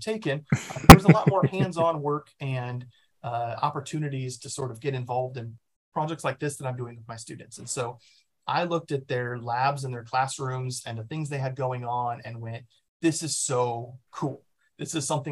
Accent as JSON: {"language": "English", "town": "Omaha", "region": "Nebraska", "country": "United States", "tie": "born or raised there", "said": "I was born in Omaha, Nebraska. I went to Millard South High School, which is sort of in the suburbs there"}